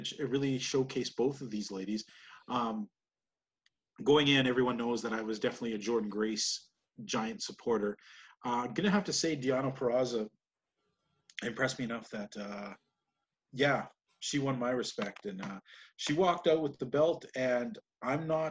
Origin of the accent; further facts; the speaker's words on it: Canada; as a Canadian